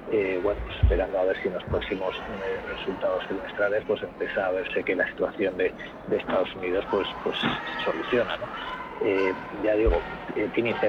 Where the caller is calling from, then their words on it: Madrid, Community of Madrid, Spain; Hola, buenas tardes. … de Madrid.